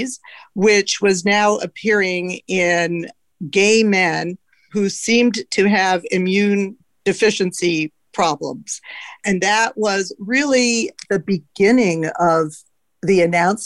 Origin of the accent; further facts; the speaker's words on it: Canada; also born or lived in Los Angeles, United States; now in San Francisco, United States; I'm Canadian, so I went to medical school in Canada